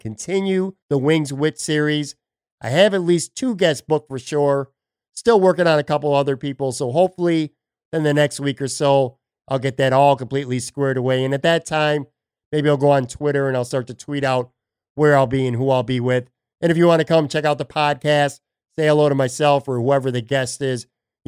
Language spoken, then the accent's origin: English; Buffalo, New York, United States; now in Florida, United States; my hometown, Buffalo, New York